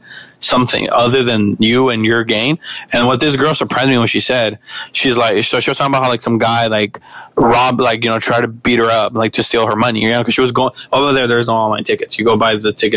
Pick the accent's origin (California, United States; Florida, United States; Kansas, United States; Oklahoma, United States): California, United States; Los Angeles; also born or lived in Mexico; I'm from South Central